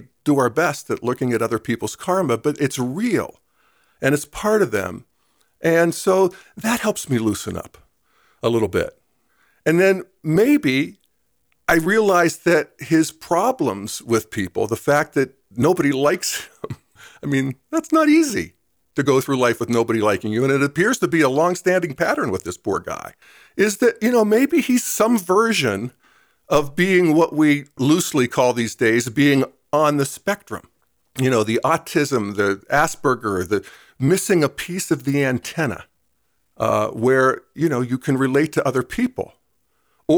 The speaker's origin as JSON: {"language": "English", "region": "Western Pennsylvania", "country": "United States", "tie": "born or raised there", "moved": "yes", "said": "where I grew up in Western Pennsylvania."}